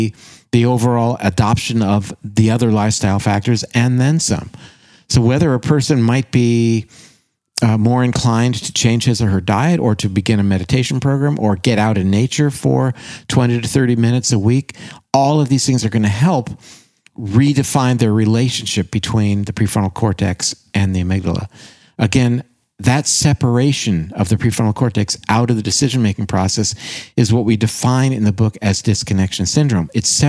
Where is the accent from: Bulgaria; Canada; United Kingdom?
Canada; And gosh, I said that as a Canadian, didn't I?